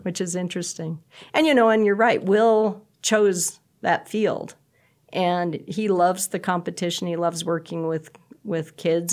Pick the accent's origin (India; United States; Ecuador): United States; Bridgeport, Nebraska; I grew up in Bridgeport, and so we came to Shattern State for everything